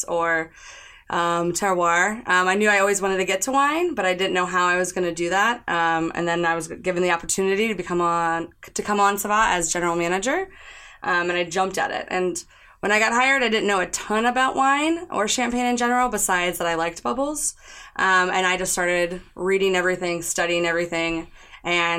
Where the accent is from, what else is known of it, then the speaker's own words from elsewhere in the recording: Kansas City, Missouri, United States; born and raised in Kansas City, Missouri